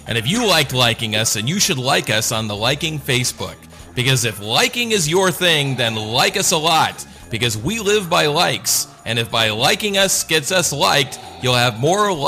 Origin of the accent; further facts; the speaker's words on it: Los Angeles, California, United States; I was born in East L.A.